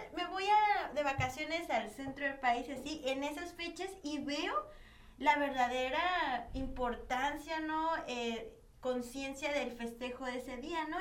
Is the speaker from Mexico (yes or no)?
yes; Mexico; yo soy mexicana, ¿no? mexicana, yo nací en México